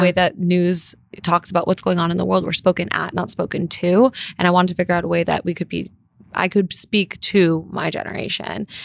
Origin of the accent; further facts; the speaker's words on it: Los Angeles, California, United States; also born or lived in North Carolina; grew up in L